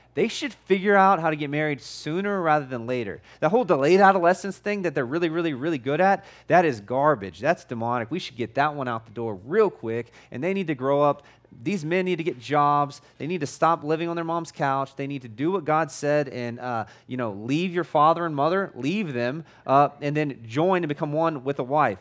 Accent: United States; I'm an American

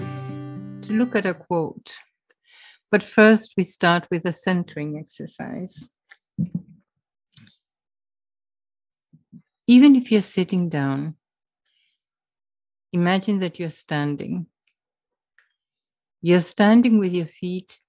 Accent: Argentina; moved away; I was raised in Argentina and I went to an English boarding school

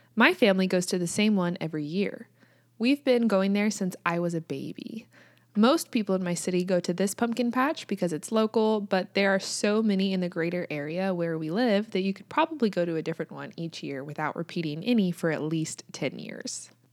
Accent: United States; also born or lived in Kansas

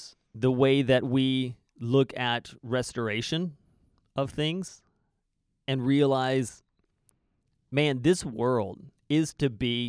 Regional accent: United States; now in Canada; People come to me wanting to talk American politics because I'm an American living in Canada.

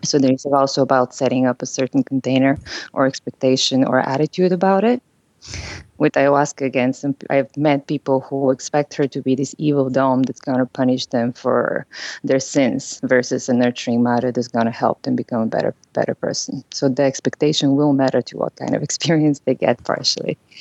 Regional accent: Bulgaria; English is a second language; now in San Francisco, United States; I'm originally from Bulgaria, so I know that my accent is something that people notice when I speak.

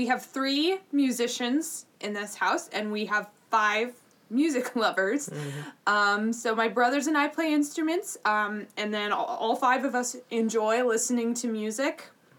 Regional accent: Minneapolis, Minnesota, United States; also born or lived in Evanston, Illinois / Los Angeles, California; I do remember a little bit from L.A., but most of my, I definitely think of Minneapolis, Minnesota as my home, and this is where I've grown up.

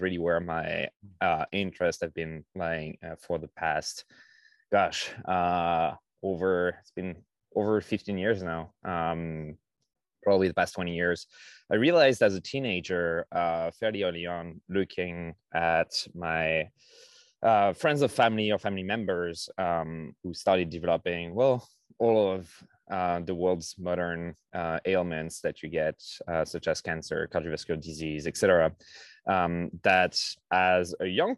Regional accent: France; now in United States; I grew up in France

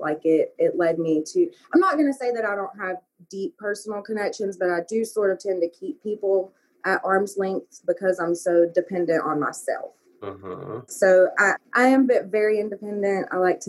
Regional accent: Arab, Alabama, United States; And I have good memories of Arab and stuff, too. Don't get me wrong. Like, that's listed as my hometown on Facebook, but home is the other LA, as John Freeman used to call it.

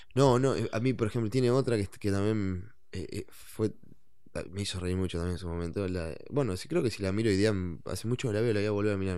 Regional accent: Maldonado, Uruguay; yo oriundo de la ciudad de oriundo de la ciudad de Maldonado, San Fernando de Maldonado. Nací ahí

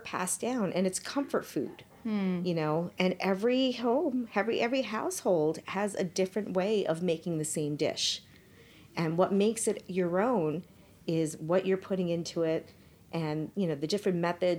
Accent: Parsippany, New Jersey, United States; also born or lived in Mumbai, India; I was born in India. In Bombay, India, and came to the States right before my third birthday. So that was in 77. And grew up in Parsippany, New Jersey. I'm totally a Jersey girl, even though I'm Indian, but totally a Jersey girl.

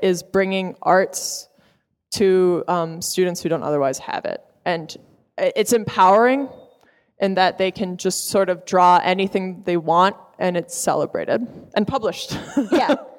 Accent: Providence, Rhode Island, United States; We're both from Providence

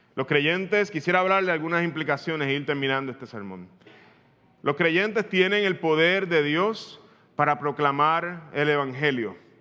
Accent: Puerto Rico; Tú y yo como puertorriqueños

